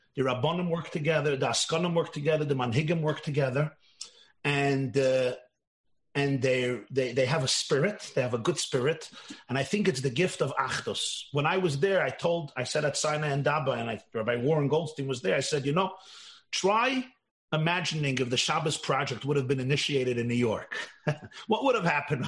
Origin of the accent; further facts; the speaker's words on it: Russia; I come from Russia. My parents both come from Russia